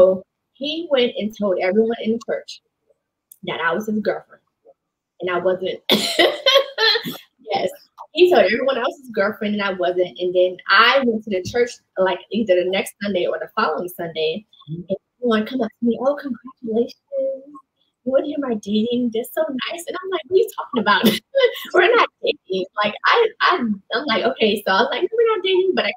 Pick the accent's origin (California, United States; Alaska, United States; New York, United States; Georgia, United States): New York, United States; I grew up in New York